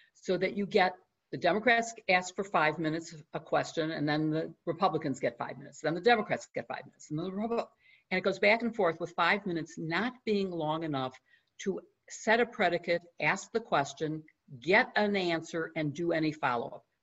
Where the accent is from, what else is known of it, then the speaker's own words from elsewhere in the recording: Chicago, Illinois, United States; my hometown, Chicago